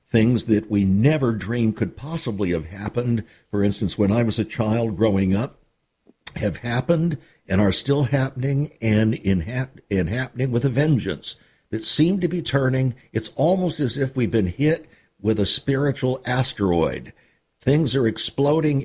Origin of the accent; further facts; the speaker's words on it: United States; as Americans, even as American Christians